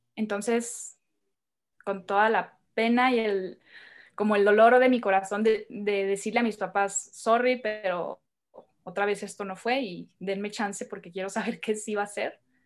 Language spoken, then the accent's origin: Spanish; Hermosillo, Sonora, Mexico; moved away as an adult; now in Mexico City, Mexico; Yo soy de, de Hermosillo, Sonora. Yo vengo de allá del norte de México